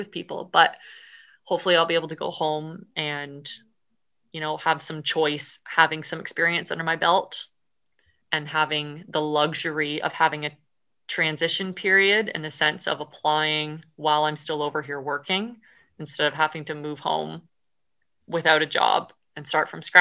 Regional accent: Canada; moved away as an adult; now in Scotland, United Kingdom; I am a Canadian girl

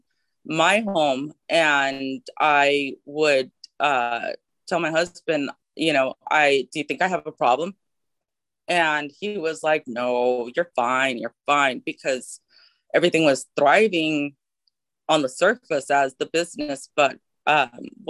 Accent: Los Angeles, California, United States; as I was growing up, I'm from California, from LA and Los Angeles

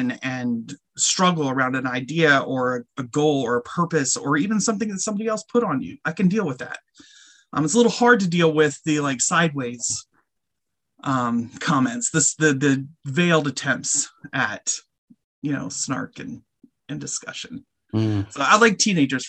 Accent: Colorado, United States; moved away; also born or lived in Bensalem, Pennsylvania; I was raised in Colorado

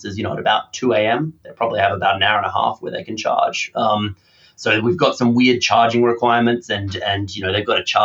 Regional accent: Australia; now in United Kingdom; as an Australian

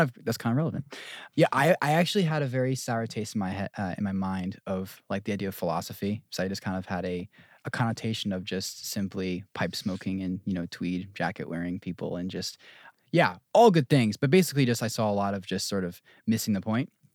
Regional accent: New Jersey, United States; moved away; I'm from Jersey, born and raised

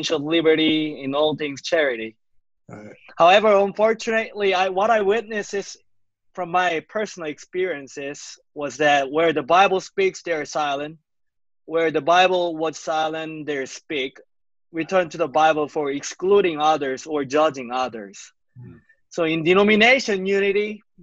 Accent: South Korea; moved away as an adult; also born or lived in Seoul; now in Stephenville, United States; I was born and raised and educated in South Korea.

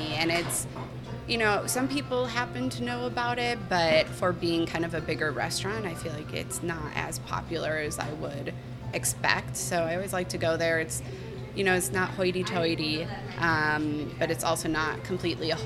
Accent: Minnesota, United States; moved away as an adult; also born or lived in London; now in Chicago, United States; I came from a really small town in Minnesota

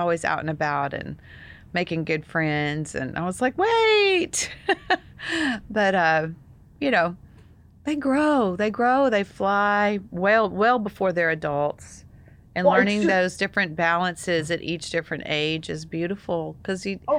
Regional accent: Texas, United States; I know, I see it, Daryl. Almost said it. I'm a Texan. I say

